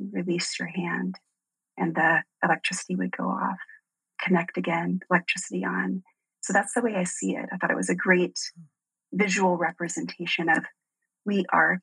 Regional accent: Deep South, United States; I grew up in the South, like the deep South

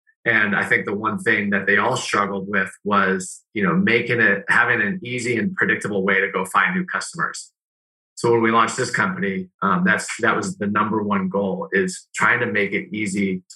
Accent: Northern California, United States; moved away as an adult; also born or lived in Arizona; I grew up in Northern California, Niners fan

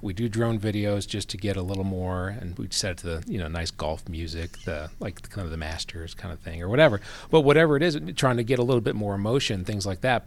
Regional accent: Gwinnett, Georgia, United States; also born or lived in New Jersey; I grew up here in Gwinnett. So I came here, uh, spent ten years in New Jersey, and then my dad got transferred down here in eighty-eight

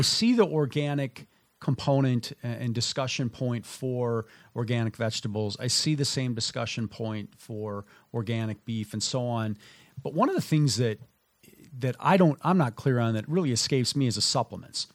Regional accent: Minnesota, United States; moved away; I grew up in Minnesota

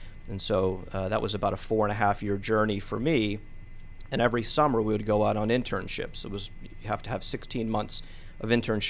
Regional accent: Maryland, United States; also born or lived in Pittsburgh; A brief pit stop here in Atlanta, but Maryland was home. That's where I grew up, and so I played a lot of sports as a kid.

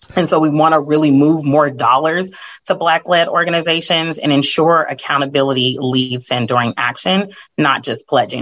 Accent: California, United States; I'm from California

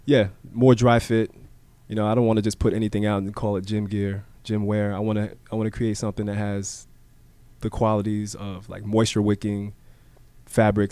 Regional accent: Miami, Florida, United States; growing up in Miami

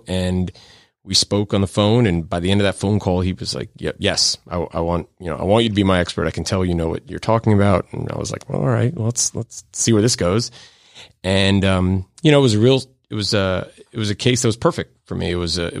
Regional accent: Florida, United States; also born or lived in New York; I was born in New York, but grew up in South Florida.

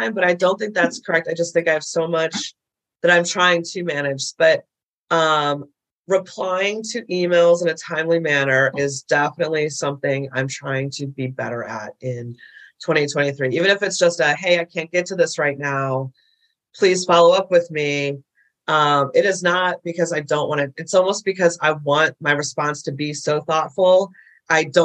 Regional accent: Midwest, United States; now in Nashville, United States; I grew up in the Midwest, big Catholic family.

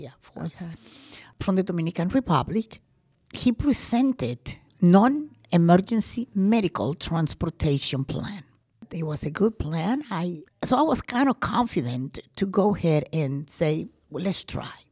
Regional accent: Colombia; also born or lived in Georgia, United States; now in Gwinnett County, Georgia, United States; I am from Colombia. Well, I was born in Colombia, but I've been a U.S. citizen for 45 years.

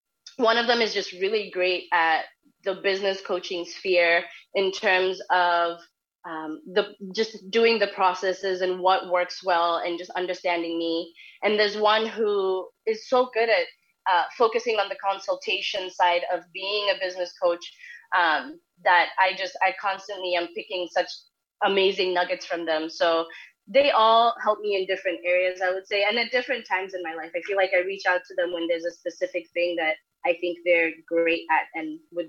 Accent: Kenya; moved away as an adult; now in United States; 4 years after I moved to the U.S. because I'm from Kenya, I decided to start a business.

